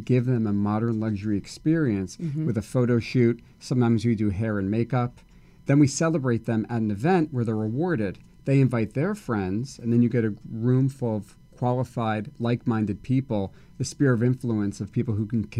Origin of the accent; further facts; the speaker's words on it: Livingston, New Jersey, United States; now in Los Angeles, United States; So I grew up in Livingston, New Jersey. It's about 40 minutes west of New York City in a town called Livingston.